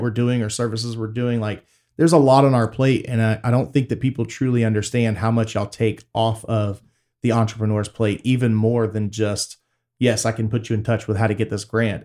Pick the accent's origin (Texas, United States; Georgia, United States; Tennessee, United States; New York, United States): Texas, United States; Waller; also born or lived in Tomball, Texas; I grew up in Waller